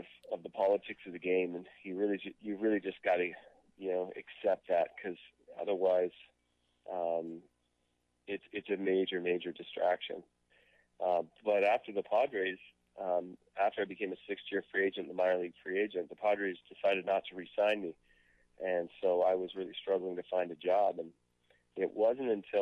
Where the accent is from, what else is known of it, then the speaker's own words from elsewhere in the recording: Canada; being a Canadian player